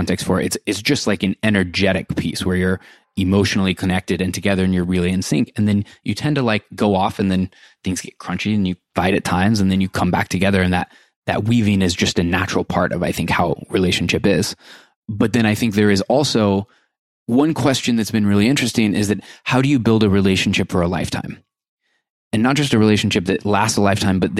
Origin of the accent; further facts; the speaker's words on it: Iowa, United States; moved away; I spent my entire life growing up in Iowa.